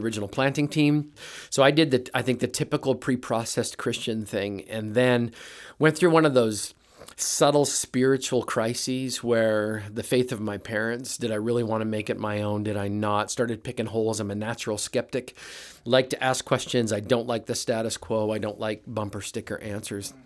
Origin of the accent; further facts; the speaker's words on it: Brandon, Manitoba, Canada; moved away as an adult; now in United States; grew up in Manitoba, Toba in a little town called Brandon